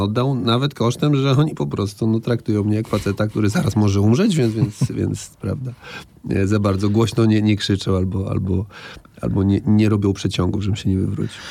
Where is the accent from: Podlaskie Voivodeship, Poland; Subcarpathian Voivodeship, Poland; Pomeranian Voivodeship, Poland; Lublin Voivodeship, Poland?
Podlaskie Voivodeship, Poland; Białystok; moved away; to moje rodzinne miasto i, i myślę sobie, że fajnie, że tam mieszkałem